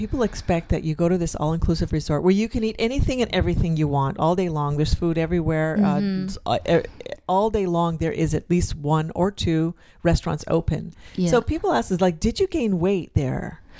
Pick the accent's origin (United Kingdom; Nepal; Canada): Canada; They're fellow Canadians